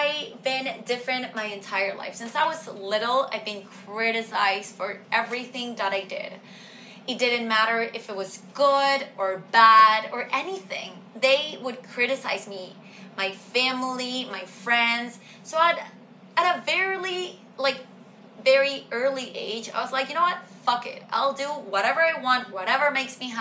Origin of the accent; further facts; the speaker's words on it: Venezuela; moved away; I come from Venezuela